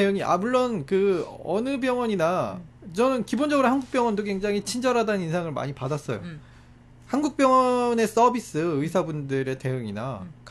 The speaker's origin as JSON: {"language": "Korean", "country": "South Korea"}